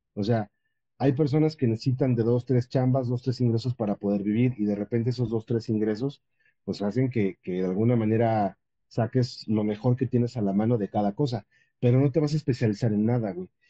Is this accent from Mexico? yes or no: yes; Mexico; como cualquier mexicano